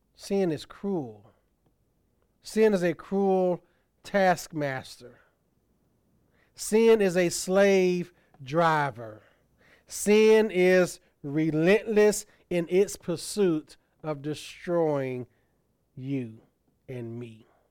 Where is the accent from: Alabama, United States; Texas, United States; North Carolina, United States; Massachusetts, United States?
Alabama, United States; Tuskegee; Tuskegee University, my hometown college